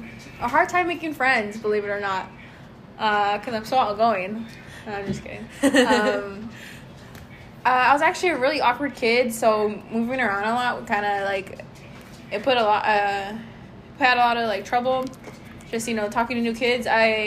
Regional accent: Fontana, California, United States; also born or lived in Southgate; Although I did grow up in Fontana the majority of my life, but just to get a little more like in depth about it. So I remember I used to live like in Southgate for a few years.

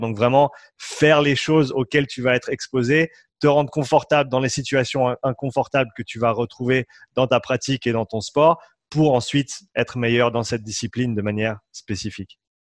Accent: Switzerland; Je suis suisse. Moitié suisse, moitié irlandais.

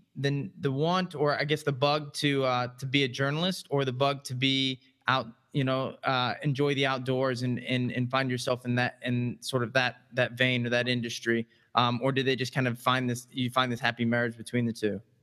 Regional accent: Midwest, United States; I'm a fellow Midwestern

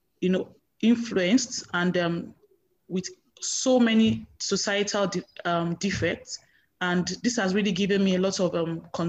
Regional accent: Nigeria; moved away as an adult; now in London, United Kingdom; I'm a Nigerian

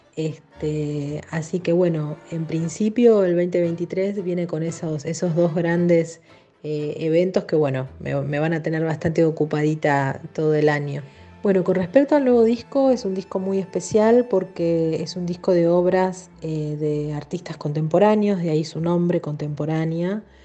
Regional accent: Buenos Aires, Argentina; yo soy nacida aquí en Buenos Aires

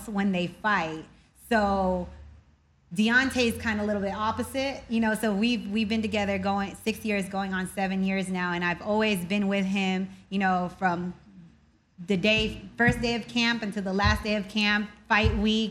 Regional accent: Philippines; now in United States; I was born in the Philippines, so my mother is Filipino

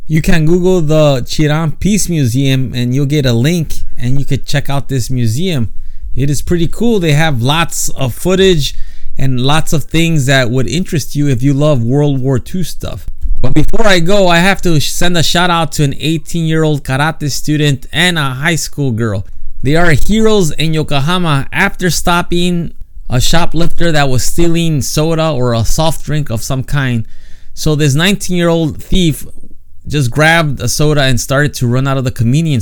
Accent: United States; moved away as an adult; now in Japan; I was born in the States and I was raised there

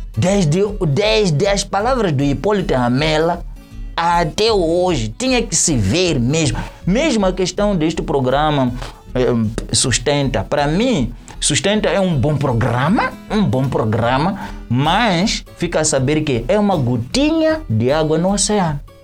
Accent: Matutuíne, Maputo, Mozambique; sou de Matutuíne

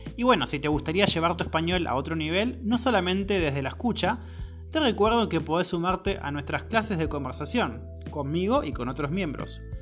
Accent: Argentina; Soy de Argentina

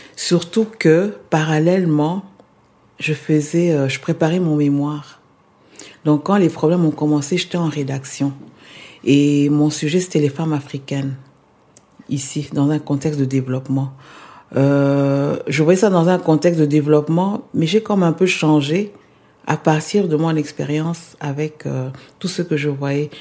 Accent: Kinshasa, DR Congo; moved away as an adult; also born or lived in Argentina / Quebec; now in Montreal, Canada; Je suis née à Kinshasa

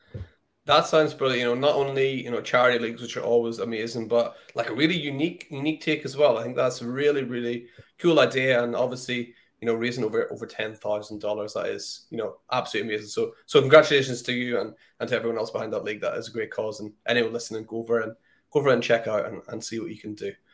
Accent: United Kingdom

